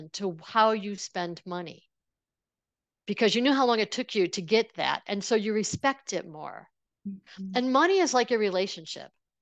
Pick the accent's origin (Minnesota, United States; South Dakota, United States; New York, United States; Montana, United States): New York, United States; Buffalo; I grew up in the Buffalo area, which is near Niagara Falls